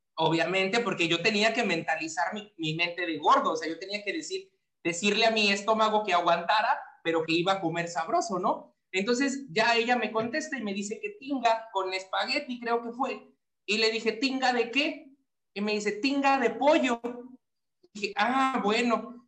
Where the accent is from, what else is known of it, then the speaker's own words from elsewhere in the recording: Papantla, Veracruz, Mexico; moved away as an adult; mi pueblito